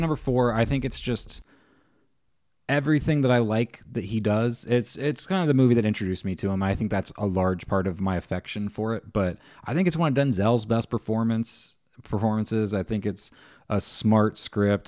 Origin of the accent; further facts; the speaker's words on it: Ohio, United States; I'm from Ohio